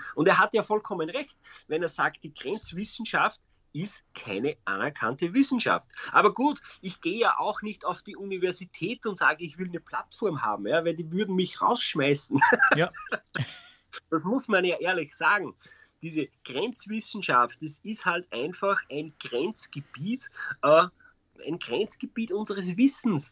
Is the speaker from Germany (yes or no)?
no; Austria; bei uns in Österreich